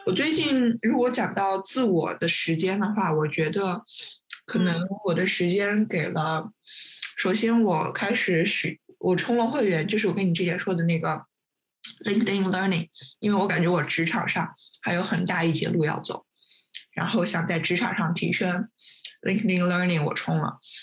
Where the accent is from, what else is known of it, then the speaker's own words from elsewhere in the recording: Nanjing, Jiangsu, China; 他也是我们南京人